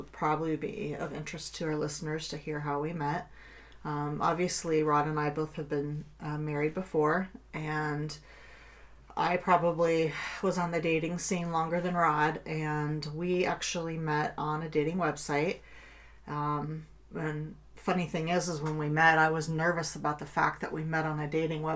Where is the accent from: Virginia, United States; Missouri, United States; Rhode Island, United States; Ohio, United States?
Ohio, United States; Kettering; I grew up in Kettering, Ohio. I've pretty much lived in this area all